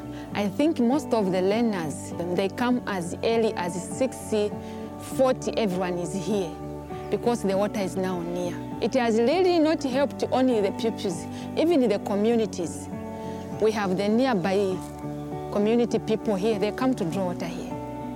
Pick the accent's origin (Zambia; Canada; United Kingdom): Zambia; I'm 18 years of age, and I come from Zambia.